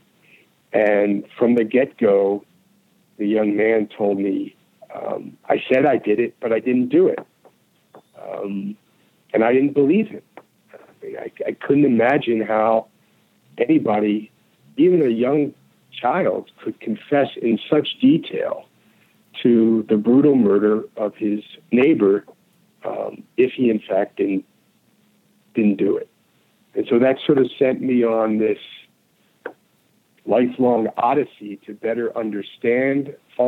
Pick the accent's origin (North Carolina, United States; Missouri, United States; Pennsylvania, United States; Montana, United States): Pennsylvania, United States; Philadelphia; moved away as an adult; now in Chicago, United States; my hometown of Philadelphia